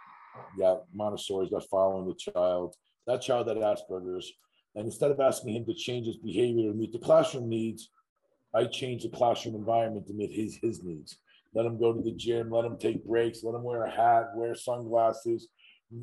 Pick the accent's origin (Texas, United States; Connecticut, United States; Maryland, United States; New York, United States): New York, United States; Huntington; I grew up in Huntington, Long Island, and my father owned a day camp